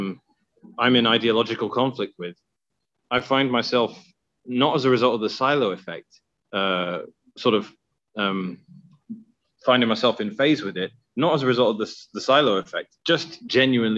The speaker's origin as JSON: {"language": "English", "region": "London", "country": "United Kingdom", "tie": "born or raised there", "moved": "yes", "said": "I grew up in Southeast London."}